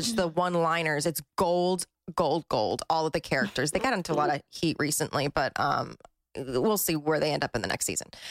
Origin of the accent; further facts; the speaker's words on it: New Jersey, United States; I'm from Jersey